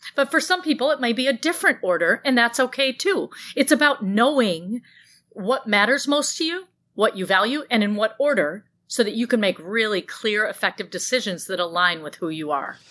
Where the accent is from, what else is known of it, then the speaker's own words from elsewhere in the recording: Grand Blanc, Michigan, United States; I grew up in Grand Blanc